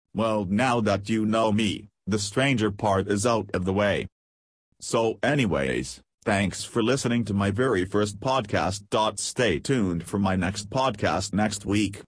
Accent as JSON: {"language": "English", "country": "Pakistan", "said": "I'm from Pakistan."}